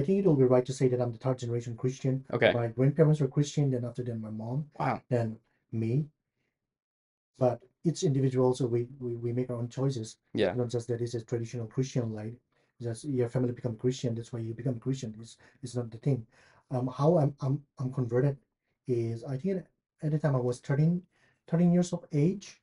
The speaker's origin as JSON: {"language": "English", "country": "India", "also_born_or_lived": "Chicago, United States / Louisville, United States", "moved": "yes", "lives_now": "Lexington, United States", "said": "I'm from India. And right now I stay in Lexington, Kentucky"}